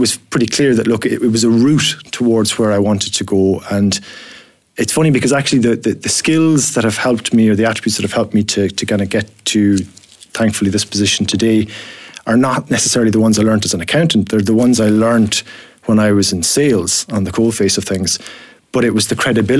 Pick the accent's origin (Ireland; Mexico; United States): Ireland; accent: Irish; now in Scotland; you'll have detected from the accent that I'm Irish myself